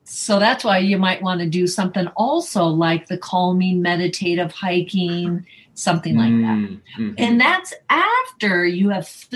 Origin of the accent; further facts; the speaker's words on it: Northern California, United States; now in Las Vegas, United States; I was from Northern California, beautiful green, green, green